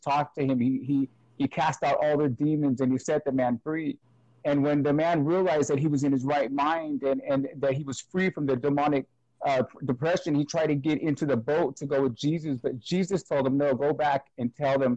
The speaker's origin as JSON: {"language": "English", "town": "Brentwood", "region": "California", "country": "United States", "said": "I'm from Brentwood, California. It's about 40 minutes outside of San Francisco"}